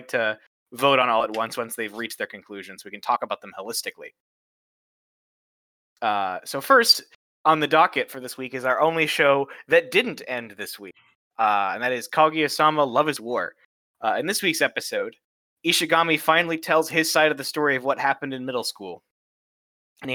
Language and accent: English; Chicago, Illinois, United States; I'm from Chicago.